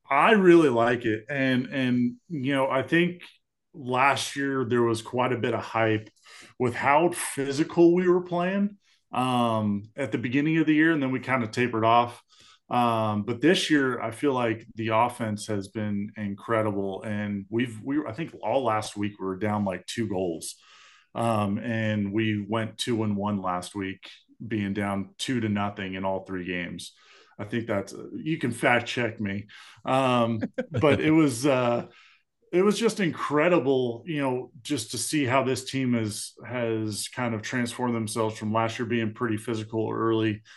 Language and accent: English; Southern California, United States; I grew up in Southern California, uh, in Anaheim Ducks country